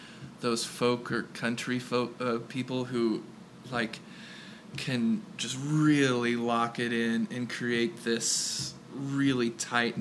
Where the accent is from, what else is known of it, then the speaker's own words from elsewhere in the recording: Kansas City, Missouri, United States; we're from Kansas City